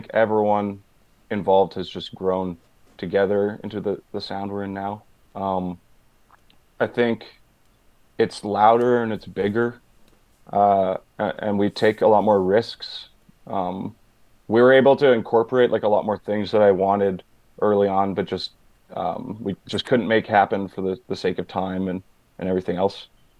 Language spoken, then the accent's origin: English; Manitoba, Canada; now in Winnipeg, Canada; I'm from Boise, Manitoba.